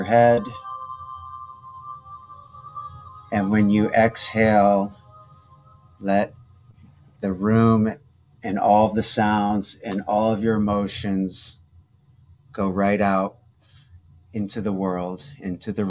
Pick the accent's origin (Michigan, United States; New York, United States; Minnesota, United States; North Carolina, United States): Michigan, United States; Detroit; now in California, United States; I'm from Detroit originally, but I've been here